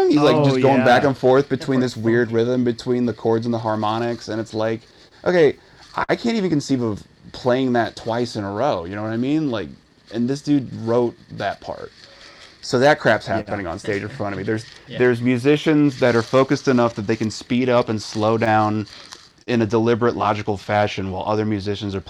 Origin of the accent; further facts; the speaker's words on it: St. Louis, Missouri, United States; my hometown